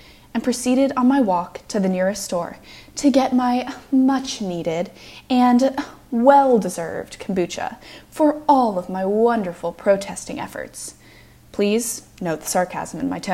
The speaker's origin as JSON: {"language": "English", "town": "Evergreen", "region": "Colorado", "country": "United States", "also_born_or_lived": "Lexington, Virginia / Washington, D.C.", "moved": "as an adult", "said": "I'm from Evergreen, Colorado"}